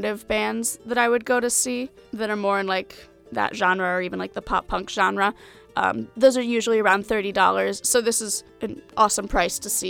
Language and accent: English; Granger, Indiana, United States; moved away as an adult; now in Bloomington, United States; I am from Granger, which is in northern Indiana